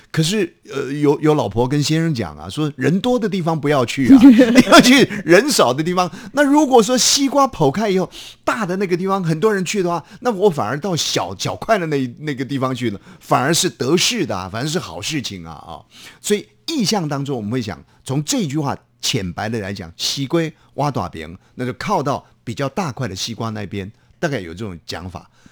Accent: Taiwan; 那我的父亲，我的母亲，他们都是呃，这个也是台湾的一个先辈哈

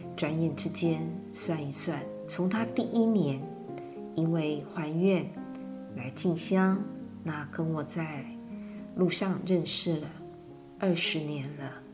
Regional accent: Changhua, Changhua County, Taiwan; 当时是住在彰化，也是我的故乡

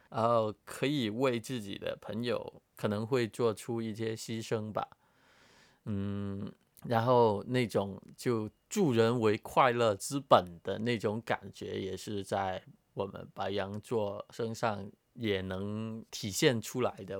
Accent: Hong Kong; 因为我就人生的大部分时间都是在香港嘛，从小到大，一些朋友啊、家人啊都在这里

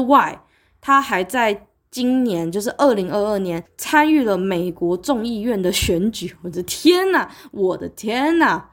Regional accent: Taiwan; 我是在台湾，对不起，因为我，我是台湾人，一个亚热带国家，亚热带国家，北回归线穿过去的国家

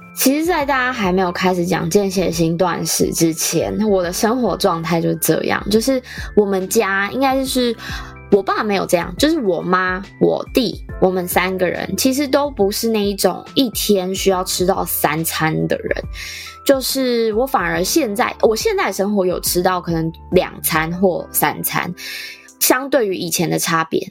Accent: Taichung, Taiwan; 我是台中人

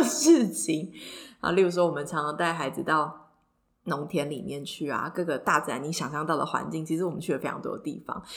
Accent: Taipei, Taiwan; 因为我就是一个超级死台北长大的小孩

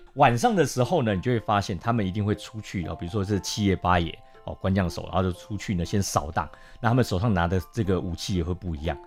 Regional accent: New Taipei, Taiwan; 我自己也算是新北市长大的孩子

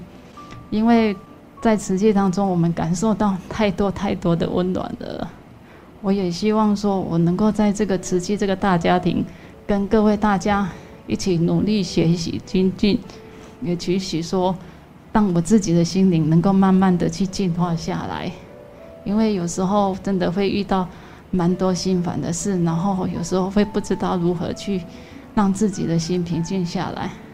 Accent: Nantou County, Taiwan; 我是来自于南投的

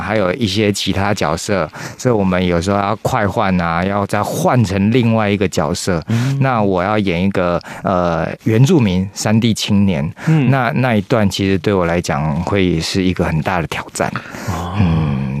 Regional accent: Taichung, Taiwan; first language Taiwanese Hokkien; Chinese is a second language; moved away as an adult; also born or lived in Taipei; 我是台中人啊，我要跟他讲台语。嗯。阮对，呃，自细汉拢讲台语

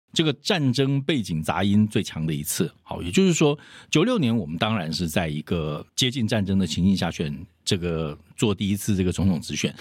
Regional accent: Taiwan; 我们台湾人

